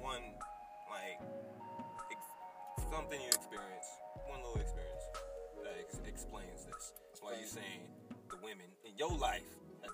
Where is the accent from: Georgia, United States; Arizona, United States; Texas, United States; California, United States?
California, United States; San Bernardino; your bros from the Dino. Young brothers from the Dino